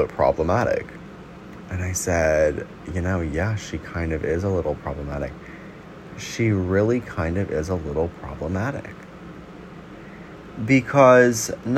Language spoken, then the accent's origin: English; New York City, New York, United States; I'm also from Brooklyn, New York